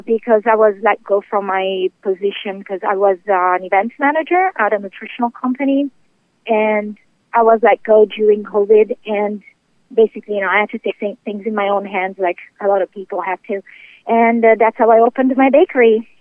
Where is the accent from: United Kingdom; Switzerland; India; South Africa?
United Kingdom; England; moved away as an adult; also born or lived in Italy; now in Clearwater, Florida, United States; I'm from Italy originally, and uh, I would always love to like hang around my grandma while she would bake and things like that. So that's how I learned how to bake, and my passion grew. Uh, then I moved to England as a child, and there I started cooking a uh, restaurant as I was a teenager